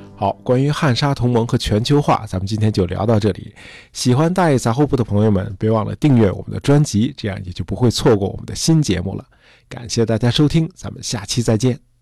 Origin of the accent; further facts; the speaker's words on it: China; 我们中国人